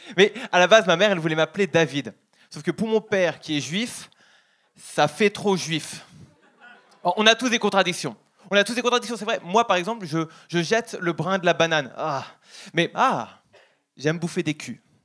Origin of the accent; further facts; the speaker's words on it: Paris, Île-de-France, France; moved away; je suis français, parisien